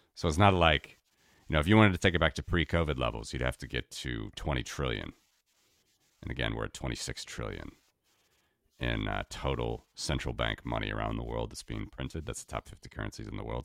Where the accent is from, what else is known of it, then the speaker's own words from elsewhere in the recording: United States; moved away as an adult; being an American living abroad for many years now